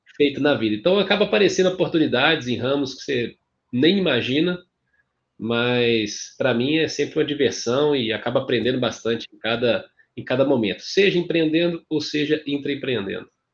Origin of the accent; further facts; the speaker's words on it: Ouro Branco, Minas Gerais, Brazil; accent: mineiro; moved away; also born or lived in Governador Valadares / Belo Horizonte / São Paulo; nasci em Valadares, governador Valadares, fui, passei minha infância e adolescência em Ouro Branco